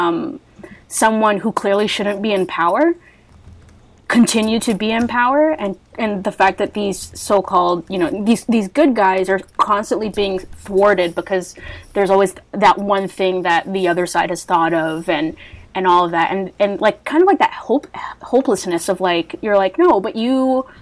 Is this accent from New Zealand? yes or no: no; Canada; I'm Canadian